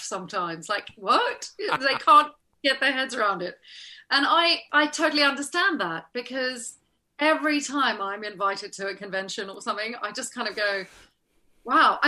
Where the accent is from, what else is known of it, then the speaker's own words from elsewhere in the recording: South Africa; moved away as an adult; also born or lived in Los Angeles, United States / United Kingdom; growing up in South Africa